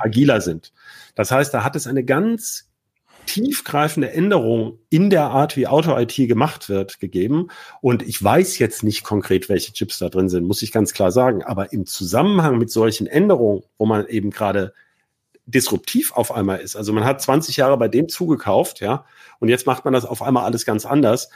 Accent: Hanover, Lower Saxony, Germany; als Hannoveraner ist das ja ein Thema. Ne? Die bauen ja gerade bei mir um die Ecke die neue, äh, die neue Zentrale

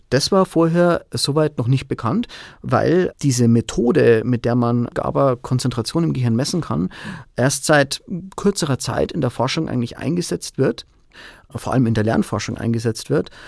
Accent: Bavaria, Germany; Also ich komme ursprünglich aus der Oberpfalz, meine Familie lebt hier, meiner Frau gefällt es hier sehr gut.

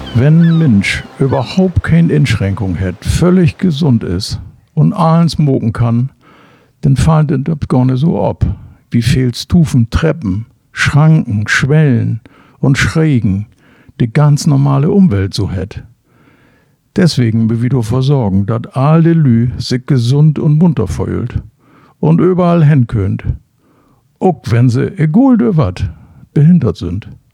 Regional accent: Cuxhaven, Lower Saxony, Germany; moved away as an adult; now in Bremerhaven, Germany; Also ich komme originell aus Cuxhaven

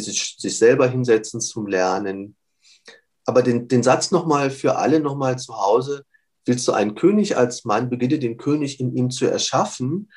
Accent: Bavaria, Germany; also born or lived in Munich; Wir konnten bei uns in Bayern sowohl 12 wie 13 beide machen

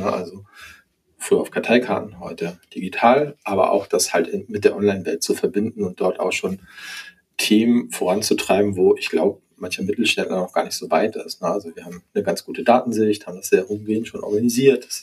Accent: Hamburg, Germany; Also A, komme ich aus Hamburg und B, mag ich diese Art des Hanseatischen

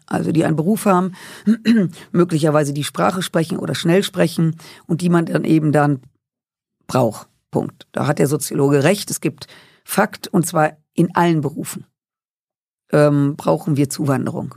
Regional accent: Rhineland, Germany; Ich komme aus dem Rheinland, et kütt wie et kütt heißt

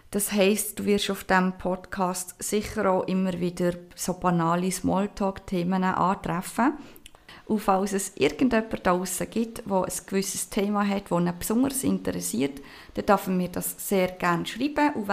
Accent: Basel, Basel-Stadt, Switzerland; now in Canton of Bern, Switzerland; ich ähm, bin aus dem Kanton Bern ursprünglich von Basel, vielleicht hört man das auch ein bisschen raus, ich weiß es nicht.

